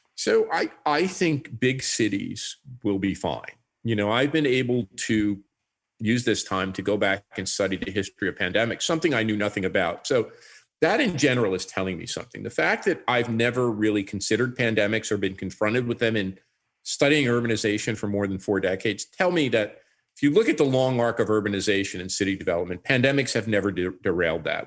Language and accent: English; New York, United States; moved away as an adult; now in Canada; as a New Yorker